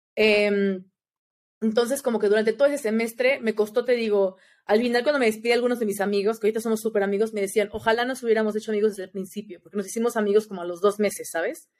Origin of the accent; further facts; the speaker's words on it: Mexico; soy de México